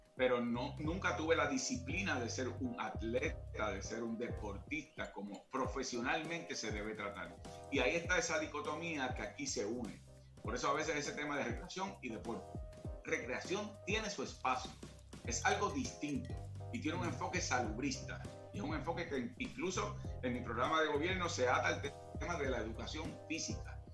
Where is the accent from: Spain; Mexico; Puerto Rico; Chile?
Puerto Rico; Caguas; yo soy de Caguas, condado moderno, yo vivía al lado de la cancha entre la Manuela Toro y la casa donde yo vivo y o eh, donde crecí y donde todavía vive mi familia